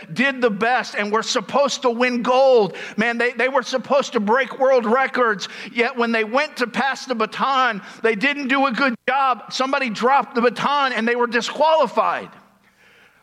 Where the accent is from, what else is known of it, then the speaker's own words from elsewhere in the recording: Tampa, Florida, United States; I'm from Tampa